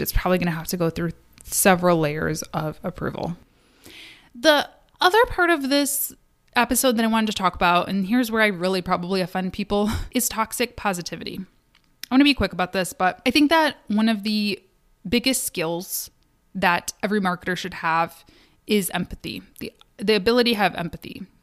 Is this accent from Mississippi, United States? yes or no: no; Kalamazoo, Michigan, United States; born or raised there; now in Detroit, United States